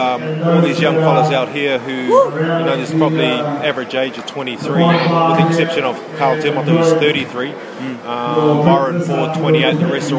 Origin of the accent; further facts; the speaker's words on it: New Zealand; also born or lived in Cook Islands; now in Rarotonga, Cook Islands; we grew up in New Zealand as …, but obviously I live here now